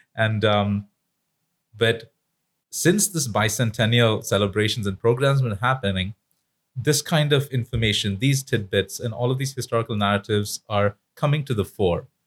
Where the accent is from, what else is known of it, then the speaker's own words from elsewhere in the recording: India; moved away; as an Indian person living in India, studying Indian history